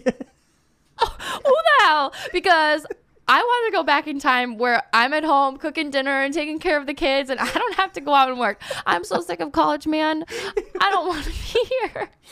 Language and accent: English; Minnesota, United States; the Minnesota in me